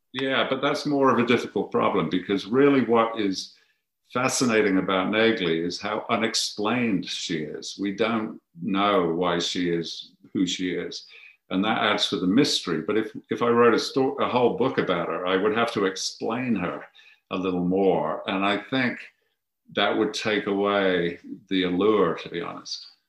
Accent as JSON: {"language": "English", "town": "Birmingham", "region": "West Midlands", "country": "United Kingdom", "tie": "born or raised there", "also_born_or_lived": "Coventry", "moved": "as an adult", "lives_now": "United States", "said": "I'm from Birmingham and you grow up with with uh, an appreciation for precision metalworking."}